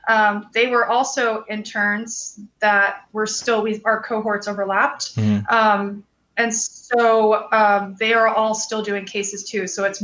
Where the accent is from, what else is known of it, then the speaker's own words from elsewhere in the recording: Florida, United States; also born or lived in New York; now in Los Angeles, United States; I was born in New York, in the Bronx. And spent my childhood kind of bouncing around. Mostly grew up in Florida.